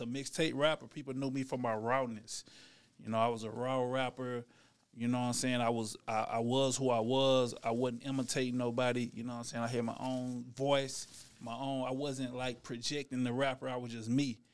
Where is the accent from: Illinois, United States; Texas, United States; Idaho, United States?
Texas, United States; Dallas; also born or lived in California; I'm from Dallas, Texas, you know, born and raised